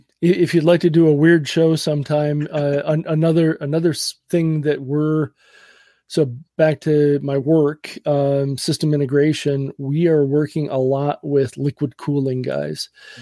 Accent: Wisconsin, United States; I grew up in Western Wisconsin.

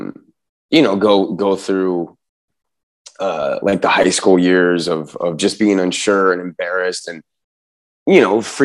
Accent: San Diego, California, United States; growing up in San Diego

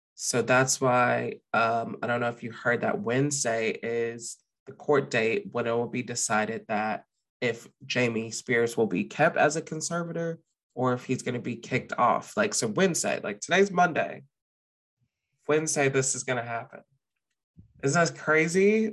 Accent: the South, United States; moved away as an adult; now in Austin, United States; we're from the South

